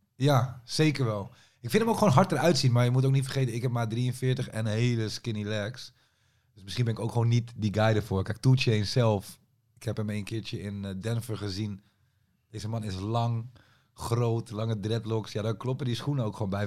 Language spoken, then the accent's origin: Dutch; Amersfoort, Utrecht, Netherlands; also born or lived in Leusden; ik kom zeg maar uit Amersfoort, maar ik heb ook een tijd in Leusden gewoond